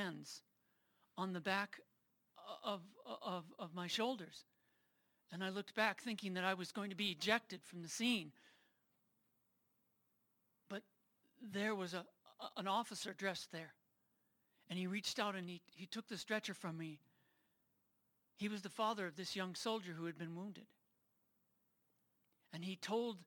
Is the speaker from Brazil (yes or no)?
no; New York City, New York, United States; now in Colorado Springs, United States; I was born not here in Colorado Springs or even in Colorado, but in New York City, and raised in a family